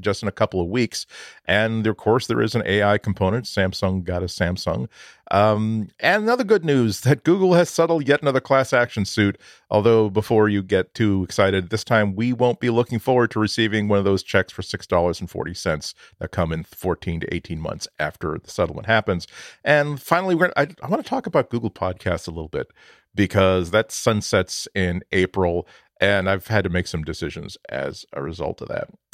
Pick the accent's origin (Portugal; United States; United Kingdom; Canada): United States; outside of Boston, Massachusetts; I grew up outside of Boston